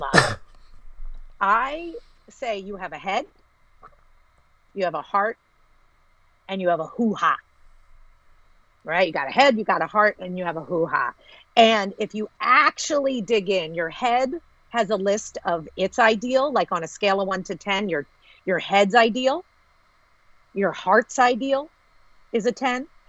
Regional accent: United States; I'm American.

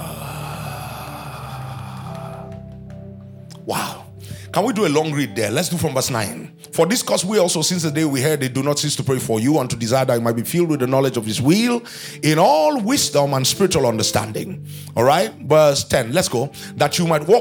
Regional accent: Nigeria; born or raised there

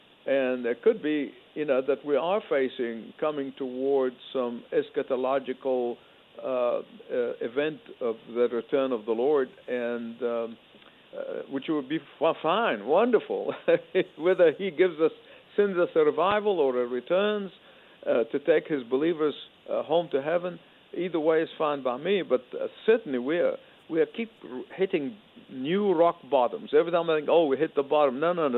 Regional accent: Egypt; born or raised there; moved away

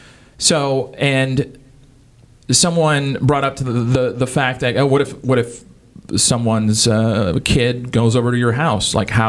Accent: Louisiana, United States; moved away; I grew up in Louisiana

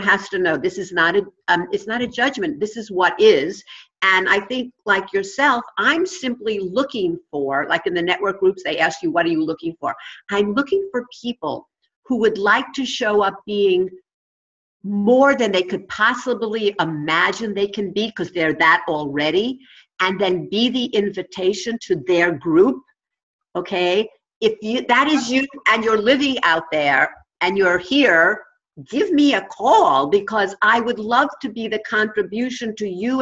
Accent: New York, United States; accent: New York; my New York accent

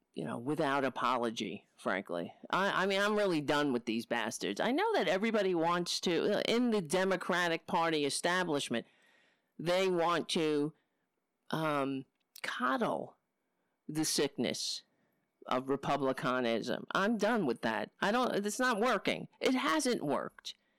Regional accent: New York City, New York, United States; moved away; also born or lived in Brooklyn; I grew up on Staten Island.

